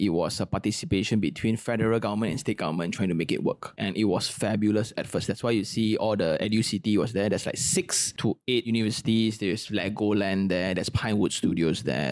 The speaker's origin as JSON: {"language": "English", "country": "Malaysia", "said": "I'm a Malaysian"}